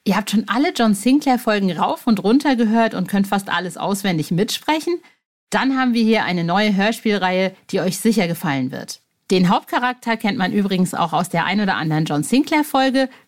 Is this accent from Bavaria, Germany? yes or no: no; North Rhine-Westphalia, Germany; also ich komme aus Ostwestfalen und wenn du zwischen Paderborn und Bielefeld